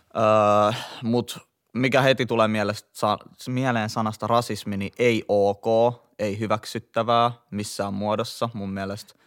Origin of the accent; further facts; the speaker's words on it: Helsinki, Uusimaa, Finland; mä oon kasvanut ja syntynyt Kontulassa, Itä-Helsingissä